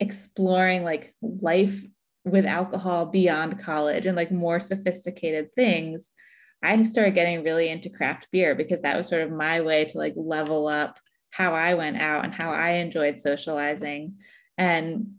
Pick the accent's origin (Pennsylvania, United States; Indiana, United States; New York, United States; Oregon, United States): Pennsylvania, United States; right outside of Philly; moved away as an adult; I grew up right outside of Philly, and so it's been great coming home